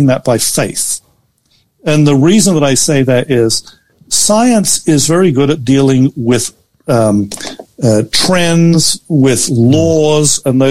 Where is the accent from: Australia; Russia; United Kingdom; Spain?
Australia; moved away; I'm Australian